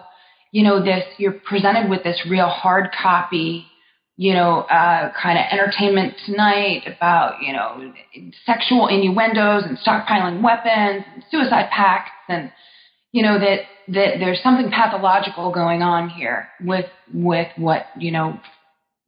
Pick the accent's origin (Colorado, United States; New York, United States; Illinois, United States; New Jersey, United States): New Jersey, United States; I'm from North Jersey, where I was raised and then went to college